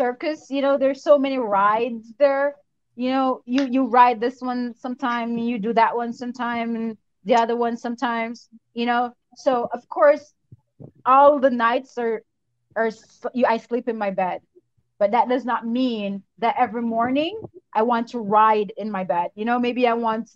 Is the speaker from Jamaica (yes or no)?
yes; Jamaica; I'm Jamaican, so let me put that out there. First and foremost, I'm going to say it real loud. I am Jamaican